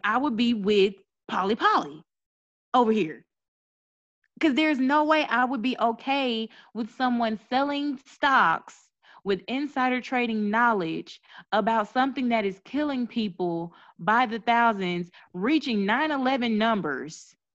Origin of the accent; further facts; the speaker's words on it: Mississippi, United States; I'm from Mississippi